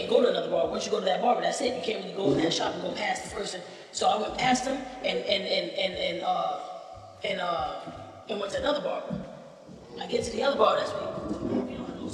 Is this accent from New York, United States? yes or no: yes; New York City, New York, United States; I grew up in the Lower East Side